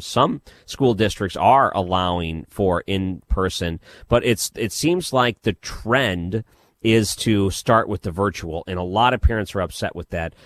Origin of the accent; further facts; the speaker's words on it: Detroit, Michigan, United States; I grew up in Detroit, so we had C B C